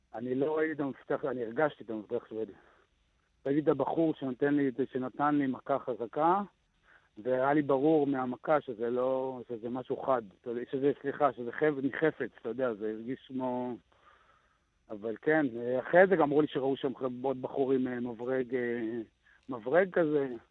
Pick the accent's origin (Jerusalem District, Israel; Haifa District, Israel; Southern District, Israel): Southern District, Israel; Gevim; אני מקיבוץ גבים